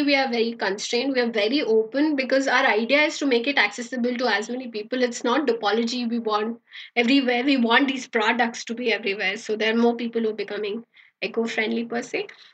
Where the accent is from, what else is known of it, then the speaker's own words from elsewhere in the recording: Bangalore, Karnataka, India; also born or lived in Jakarta, Indonesia; I'm from Bangalore